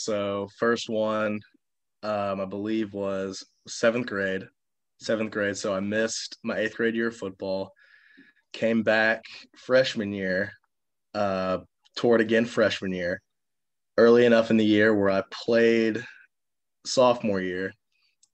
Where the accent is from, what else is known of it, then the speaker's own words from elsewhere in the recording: Friendswood, Texas, United States; moved away as an adult; also born or lived in Houston, Texas; now in Clarksville, United States; I'm from a town called Friendswood, Texas, which is between Houston and Galveston. Lived there most of my life.